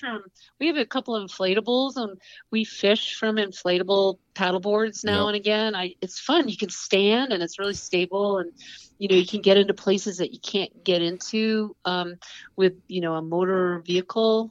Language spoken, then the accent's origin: English; Saranac Lake, New York, United States; I was born in the Adirondacks in upstate New York, and um, it's a really rural area and the mountains were my playground.